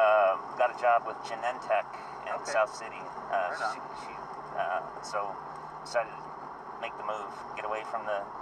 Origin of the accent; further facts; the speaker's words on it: Toronto, Ontario, Canada; moved away as an adult; also born or lived in Montreal; now in California, United States; I'm from, grew up in Canada.